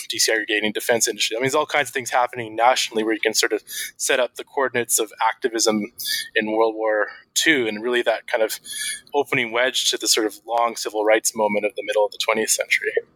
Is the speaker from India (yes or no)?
no; Vancouver, British Columbia, Canada; my hometown of Vancouver